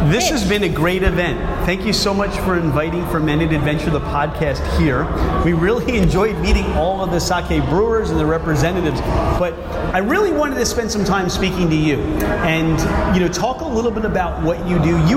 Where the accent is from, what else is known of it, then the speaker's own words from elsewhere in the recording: California, United States; now in Brooklyn, United States; If you go back to that, you know, growing up in Southern California